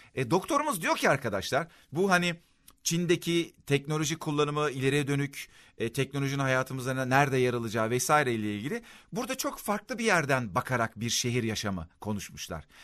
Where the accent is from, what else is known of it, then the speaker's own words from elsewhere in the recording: Adapazarı, Sakarya, Turkey; Mesela ben Adapazarı'ndayım, memleketim burası